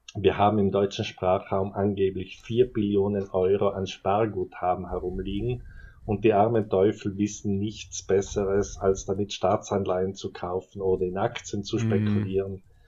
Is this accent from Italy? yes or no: yes; South Tyrol, Trentino-Alto Adige, Italy; now in Innsbruck, Austria; ich bin Ausländer, ich habe einen italienischen Pass, ich bin Südtiroler